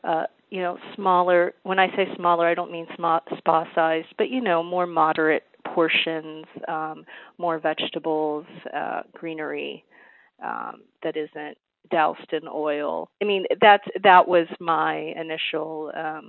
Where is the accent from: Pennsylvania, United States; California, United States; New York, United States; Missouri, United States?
Pennsylvania, United States; Pittsburgh; moved away; No, I'm originally from Pennsylvania. I grew up in Pittsburgh